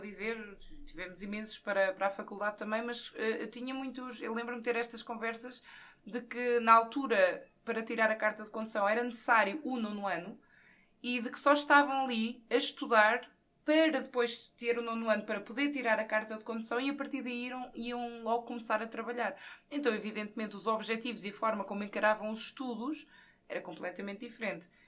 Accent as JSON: {"language": "Portuguese", "town": "Santa Catarina", "region": "Centro", "country": "Portugal", "tie": "born or raised there", "also_born_or_lived": "Caldas da Rainha", "said": "a minha terra de origem, Santa Catarina, é, está localizada a cerca de 15, 20 km de Caldas"}